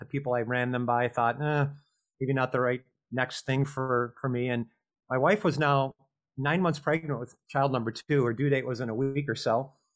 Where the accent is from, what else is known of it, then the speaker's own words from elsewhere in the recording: Minnesota, United States; grew up in Minnesota